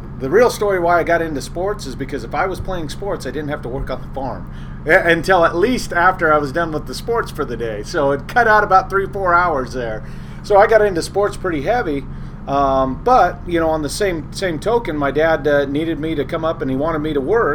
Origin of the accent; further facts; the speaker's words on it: Walla Walla, Washington, United States; also born or lived in Kodiak, Alaska; I was born in Walla Walla, Washington in 1974.